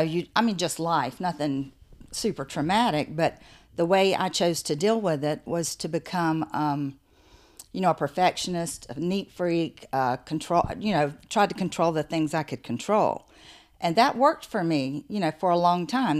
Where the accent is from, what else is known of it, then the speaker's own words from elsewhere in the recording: the South, United States; also born or lived in St. Simons Island, Georgia; I grew up in the South.